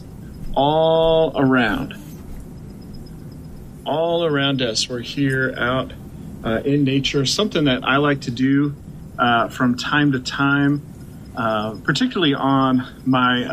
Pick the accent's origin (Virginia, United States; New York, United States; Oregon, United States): Oregon, United States; Portland; moved away as an adult; now in Baltimore, United States; I was born and raised in Portland, Oregon